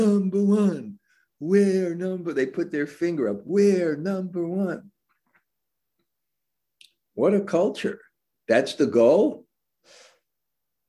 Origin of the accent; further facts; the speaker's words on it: New York City, New York, United States; I grew up in New York City